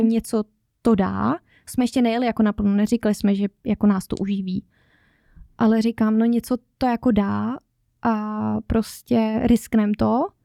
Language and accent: Czech; Czechia; born or raised there; moved away as an adult; now in Norway